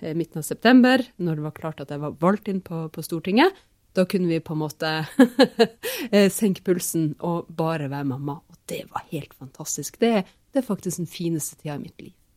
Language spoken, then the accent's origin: Norwegian; Finnmark, Norway; jeg vokste opp i, i Finnmark